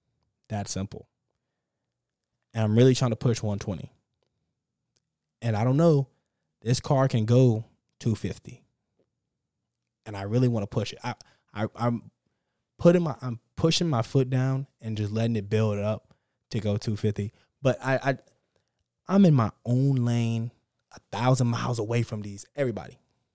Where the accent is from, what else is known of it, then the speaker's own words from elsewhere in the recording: Texas, United States; And now I'm from Texas. We drive fast here.